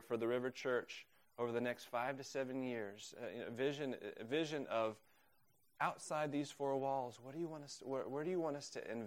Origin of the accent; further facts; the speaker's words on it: Oklahoma, United States; also born or lived in Uganda; now in Waltham, United States; I'm from Oklahoma